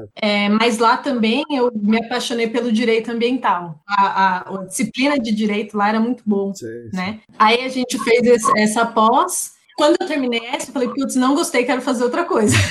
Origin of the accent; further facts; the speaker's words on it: São Paulo, Brazil; cresci minha vida inteira aqui